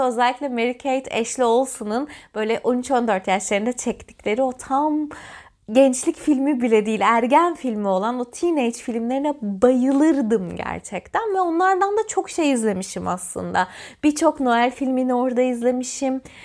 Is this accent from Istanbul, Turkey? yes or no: no; Antalya, Turkey; Ben Antalyalıyım ve Antalyalı olmanın getirdiği bir gerçeklik var